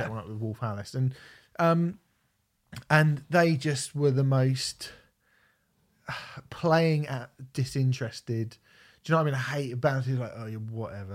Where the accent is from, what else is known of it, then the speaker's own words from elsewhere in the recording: Portsmouth, South East England, United Kingdom; I'm from Portsmouth. I'm a Portsmouth supporter